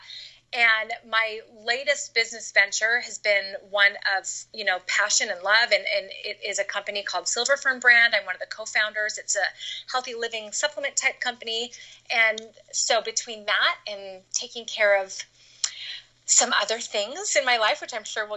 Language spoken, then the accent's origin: English; Canada; moved away as an adult; now in United States; I grew up in Canada. And then I moved to the United States when I was 18 to go to school